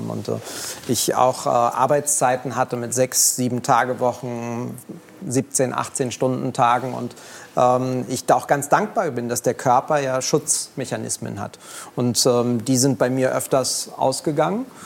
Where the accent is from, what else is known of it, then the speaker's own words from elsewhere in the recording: Berlin, Germany; Ich bin in Kreuzberg groß geworden, direkt dahinter ist äh, Friedrichshain, Mitte gewesen.